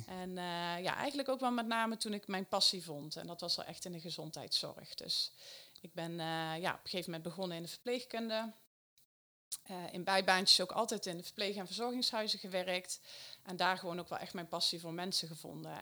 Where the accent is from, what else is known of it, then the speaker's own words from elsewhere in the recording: Eindhoven, North Brabant, Netherlands; een groot bedrijf in de regio Eindhoven, waar ik vandaan kom